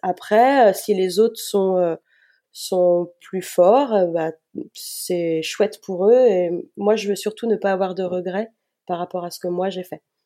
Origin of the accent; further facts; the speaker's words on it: Nantes, Pays de la Loire, France; Je suis nantaise, euh, je vis toujours dans la région nantaise. J'ai eu l'occasion de vadrouiller euh, à certaines périodes de ma vie, mais je suis revenue euh, dans ma région natale